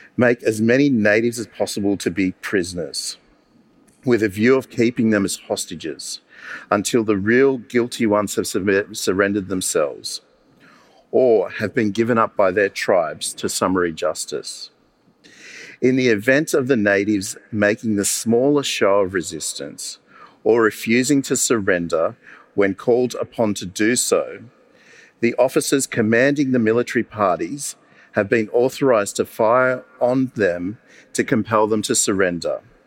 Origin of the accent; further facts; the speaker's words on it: Campbelltown, New South Wales, Australia; I grew up in Campbelltown